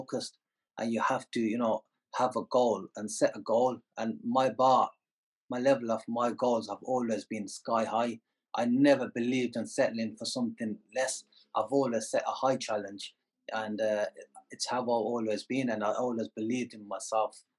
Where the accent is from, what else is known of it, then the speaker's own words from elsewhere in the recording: Birmingham, West Midlands, United Kingdom; moved away as an adult; now in Dubai, United Arab Emirates; I was born in the Midlands, and you know, since then we've remained in Birmingham.